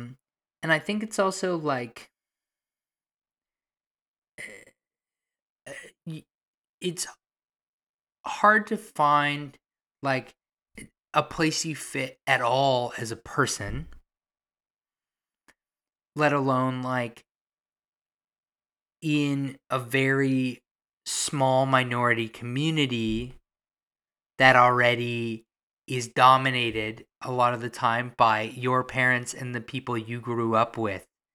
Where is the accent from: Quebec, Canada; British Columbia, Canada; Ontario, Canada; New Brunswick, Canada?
Ontario, Canada; Toronto; I've only majorly lived in Toronto my whole life